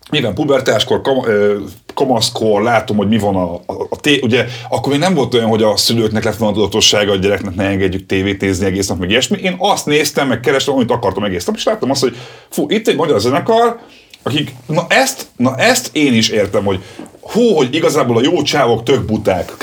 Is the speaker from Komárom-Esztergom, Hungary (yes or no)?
no; Budapest, Hungary; én pesti gyerek vagyok